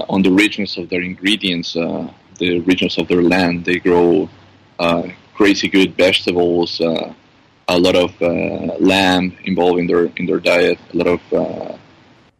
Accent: Ecuador; also born or lived in Australia; now in Dubai, United Arab Emirates; I was born in Ecuador. I did the apprenticeship in Australia

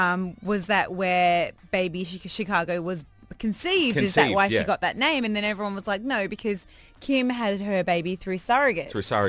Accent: London, United Kingdom; now in Dubai, United Arab Emirates; I was born in London

